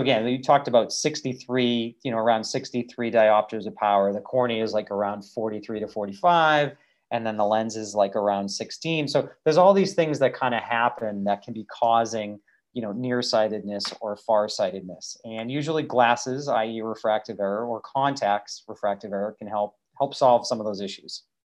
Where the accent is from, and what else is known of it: Massachusetts, United States; born or raised there